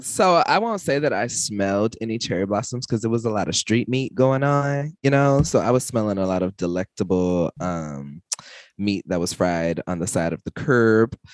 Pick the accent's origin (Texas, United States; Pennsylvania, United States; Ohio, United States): Texas, United States; I'm from Texas